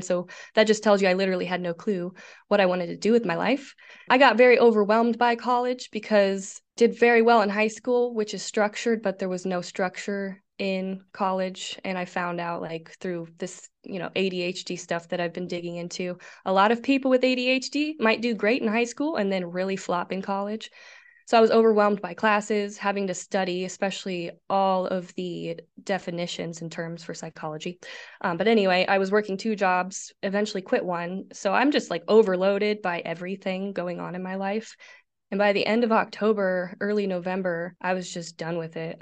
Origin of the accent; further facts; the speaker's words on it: Nebraska, United States; I'm from the Midwest, good old state of Nebraska